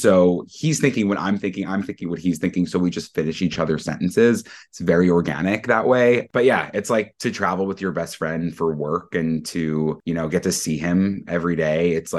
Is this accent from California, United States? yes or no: no; Massapequa, New York, United States; now in Brooklyn, United States; So I was born and raised on Long Island, and it's on Long Island, not in mm-hmm. Massapequa, New York. And then I didn't move to Brooklyn until 2021.